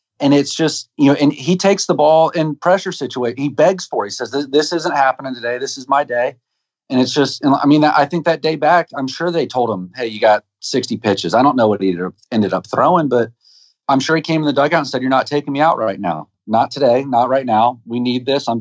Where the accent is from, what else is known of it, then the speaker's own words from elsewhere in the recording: Florida, United States; moved away; I'm from Florida